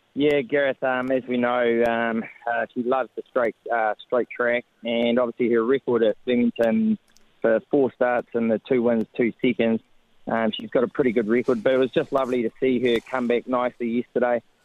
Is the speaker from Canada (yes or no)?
no; New Zealand; being a Kiwi